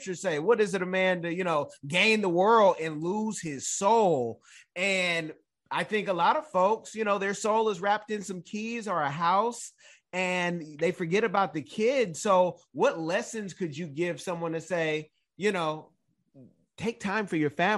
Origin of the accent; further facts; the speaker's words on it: Oakland, California, United States; I'm a Raider fan because I'm from Oakland